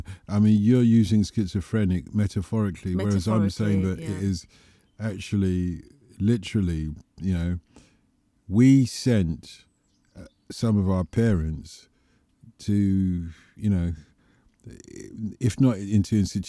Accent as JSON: {"language": "English", "region": "England", "country": "United Kingdom", "said": "Let's go back to small acts, though, because there we are. We're English, remember that?"}